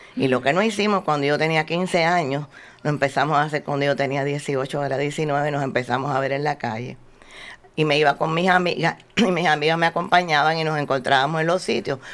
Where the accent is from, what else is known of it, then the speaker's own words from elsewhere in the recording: Havana, Cuba; yo nací en 1942 en La Habana, Cuba.